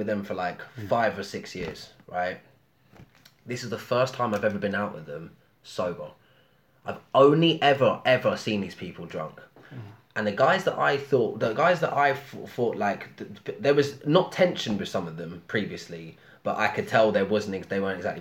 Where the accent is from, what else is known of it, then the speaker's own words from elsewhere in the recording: London, United Kingdom; I grew up in Haringey